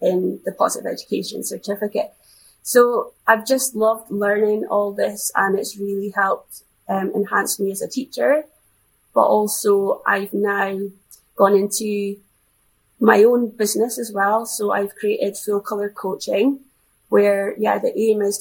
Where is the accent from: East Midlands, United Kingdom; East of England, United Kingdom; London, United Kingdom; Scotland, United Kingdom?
Scotland, United Kingdom; being a Scottish influence